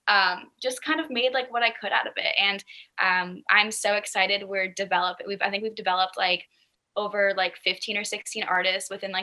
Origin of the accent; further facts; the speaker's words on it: Boston, Massachusetts, United States; moved away; the Boston area, which is originally where I'm from. So when he reached out to me, I was like, oh my gosh, we're both from Boston